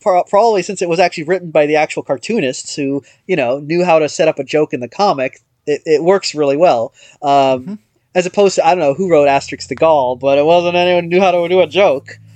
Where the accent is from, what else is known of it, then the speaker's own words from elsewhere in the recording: United States; as an American